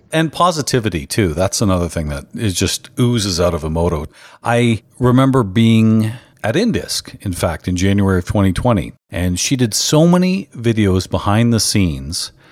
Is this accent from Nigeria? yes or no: no; Canada; I'm a Canadian.